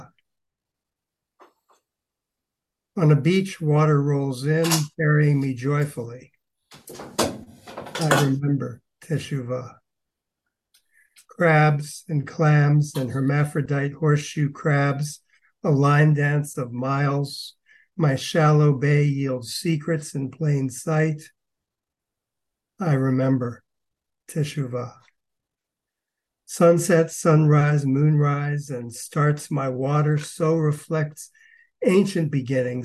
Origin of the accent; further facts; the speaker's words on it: East Coast, United States; I'm from the East Coast, and the water was a big part of my life from early on